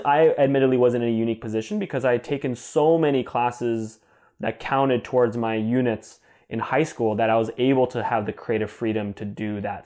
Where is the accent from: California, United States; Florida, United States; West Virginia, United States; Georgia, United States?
California, United States; Temecula; also born or lived in New Jersey; my parents and I moved when I was three years old mm-hmm. to a city called Temecula, California, which is between San Diego and Los Angeles in Southern California